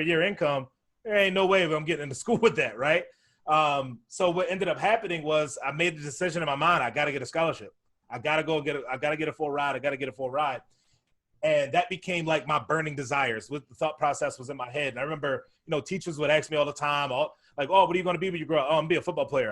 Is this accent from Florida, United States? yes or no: no; Baltimore, Maryland, United States; I grew up down in Baltimore, Maryland